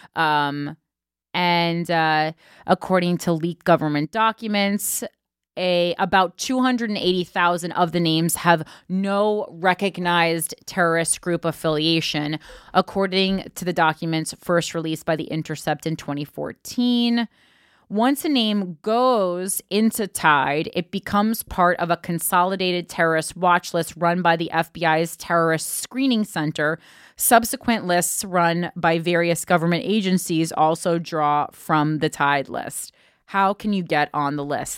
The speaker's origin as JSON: {"language": "English", "region": "New Jersey", "country": "United States", "tie": "born or raised there", "said": "that's my home state"}